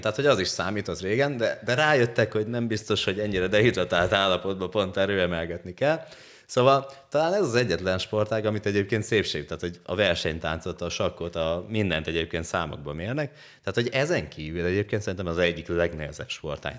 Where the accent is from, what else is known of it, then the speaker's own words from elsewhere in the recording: Hajdúböszörmény, Hajdú-Bihar, Hungary; also born or lived in Eger; Egerből, Egerből hazaköltöztem Böszörménybe